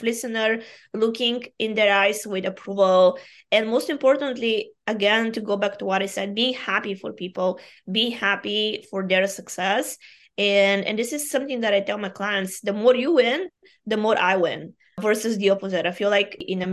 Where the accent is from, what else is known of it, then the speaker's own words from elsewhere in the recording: Bulgaria; first language Bulgarian; English is a second language; moved away; I am Bulgarian by origin.